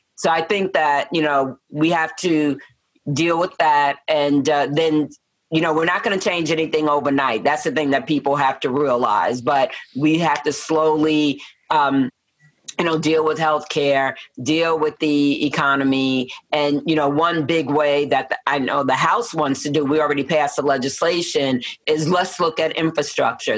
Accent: New York City, New York, United States; moved away as an adult; also born or lived in Peoria, Illinois / southern New Jersey; now in Matteson, United States; I was born and raised in Manhattan

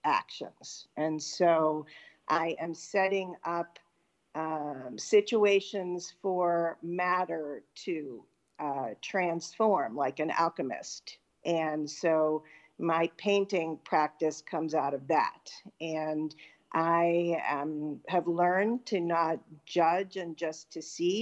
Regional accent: Pittsburgh, Pennsylvania, United States; now in Western Connecticut, United States; I grew up in Pittsburgh, Pennsylvania

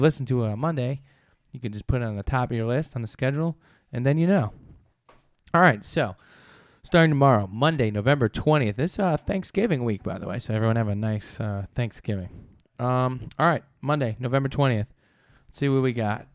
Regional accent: New York, United States; I'm from New York.

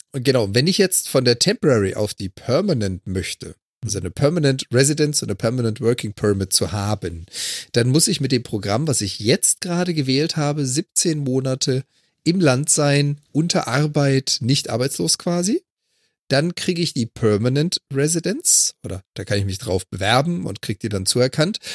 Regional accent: Germany; als Deutscher

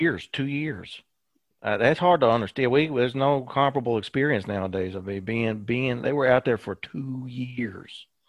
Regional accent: Winchester, Kentucky, United States; I grew up in Winchester

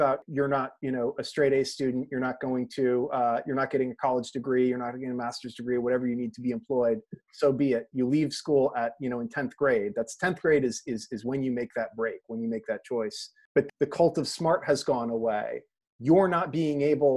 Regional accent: Connecticut, United States; we're both from Connecticut

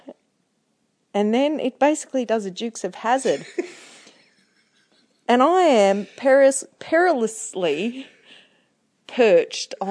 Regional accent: New Zealand; moved away as an adult; also born or lived in Townsville; I come from New Zealand

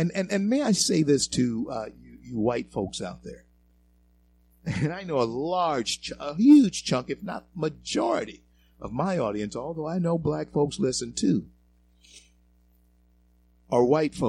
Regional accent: the South, United States; And in being a 64-year-old black man in this country all my life, I can tell, and growing up in the South, I can tell you this.

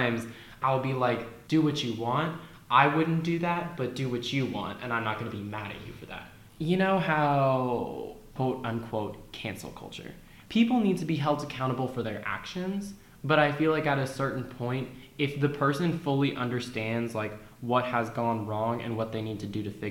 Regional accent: Virginia, United States; growing up in Virginia

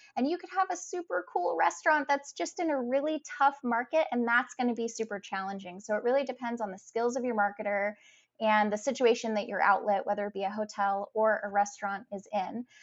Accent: Providence, Rhode Island, United States; I grew up in Providence, Rhode Island

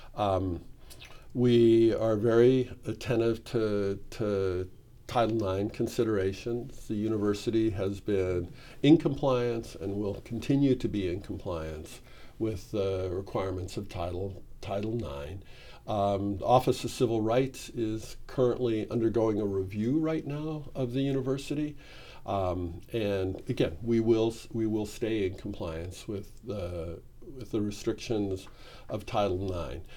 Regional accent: Midwest, United States; moved away as an adult; now in Oregon, United States; I come from the Midwest

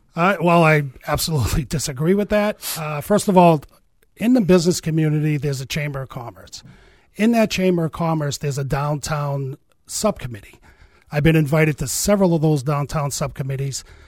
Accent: Manchester, New Hampshire, United States; I was born and raised in Manchester.

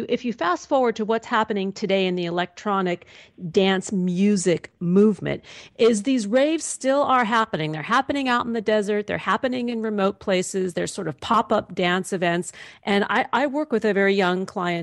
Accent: New York City, New York, United States; I grew up in New York City, I went to junior high and high school in Manhattan

